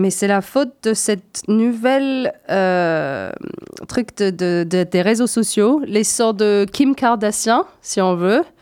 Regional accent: Scotland, United Kingdom; born there; 70% des jeunes femmes en Écosse, c'est mon pays natal, donc forcément ça, ça m'intéresse

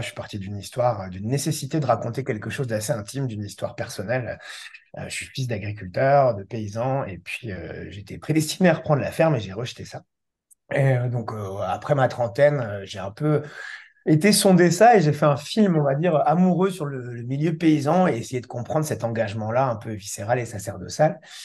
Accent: Brittany, France; je suis breton, basé en Centre-Bretagne

